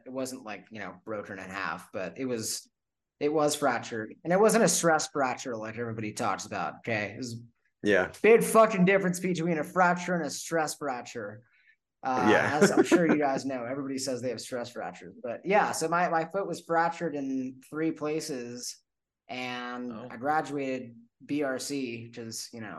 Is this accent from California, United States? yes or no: yes; Los Angeles, California, United States; Yeah, so I'm from Los Angeles and I got stationed in Camp Pendleton.